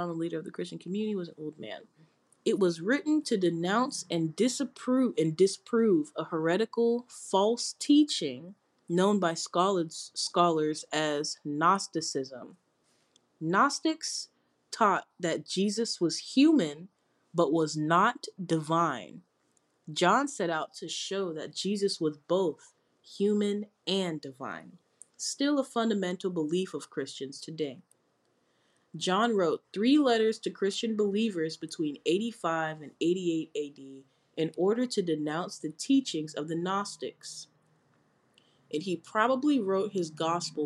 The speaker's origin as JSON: {"language": "English", "country": "United States", "said": "I'm American"}